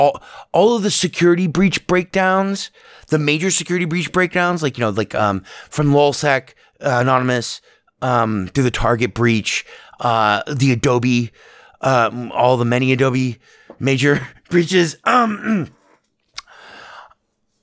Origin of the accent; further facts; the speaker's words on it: Las Vegas, Nevada, United States; I grew up in Vegas, and Vegas was a small town.